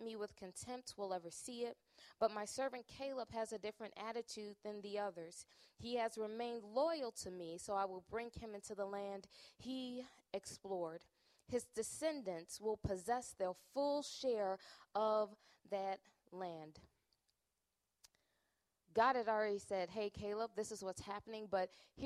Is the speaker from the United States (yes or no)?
yes; Chicago, Illinois, United States; moved away as an adult; now in Minnesota, United States; I'm originally from Chicago